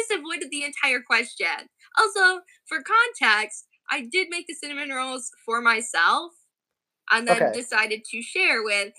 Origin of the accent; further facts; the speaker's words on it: Eagle River, Wisconsin, United States; also born or lived in La Crosse, Wisconsin; But right now, I'm actually in my hometown of Eagle River, Wisconsin, way up north.